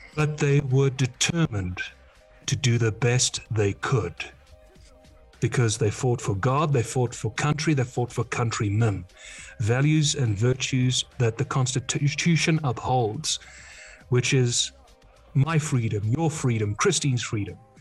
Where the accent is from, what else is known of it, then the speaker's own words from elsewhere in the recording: Netherlands; also born or lived in England; I don't identify anymore as a Dutchman, I identify as an Englishman